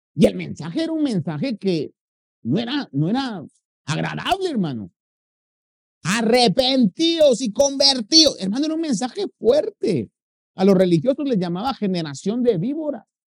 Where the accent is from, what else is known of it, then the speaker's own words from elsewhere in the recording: Guatemala; moved away; los guatemaltecos tenemos una comida que se llama chuchito.